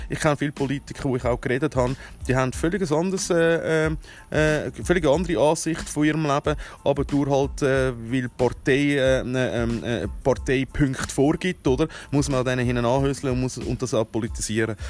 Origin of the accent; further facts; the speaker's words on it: Switzerland; mich selber als Schweizer